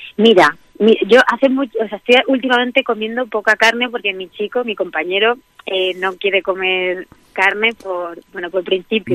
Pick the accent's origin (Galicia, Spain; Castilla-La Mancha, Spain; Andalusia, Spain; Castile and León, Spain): Castilla-La Mancha, Spain; Albacete; moved away as an adult; me fuera de Albacete a los 18 años, ¿no? Yo cada vez sueño más con mi infancia, mm. con mi tierra, con el pueblo donde me crié